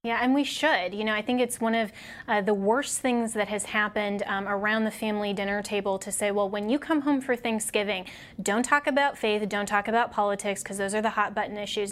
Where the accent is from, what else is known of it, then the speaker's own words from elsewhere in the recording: Colorado, United States; my home state of Colorado